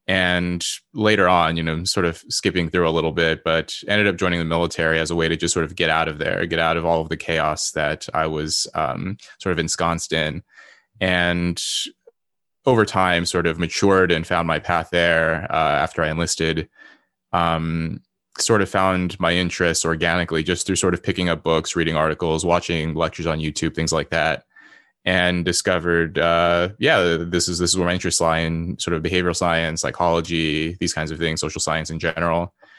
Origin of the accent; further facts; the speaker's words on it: Los Angeles, California, United States; born there; I was born in Los Angeles to my mother, who, you know, very quickly became addicted to drugs shortly after I was born. She was an immigrant from South Korea